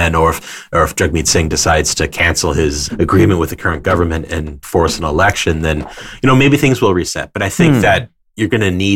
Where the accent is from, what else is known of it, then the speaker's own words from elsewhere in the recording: Brampton, Ontario, Canada; I grew up in Brampton, which is a town with a very, very large Punjabi diaspora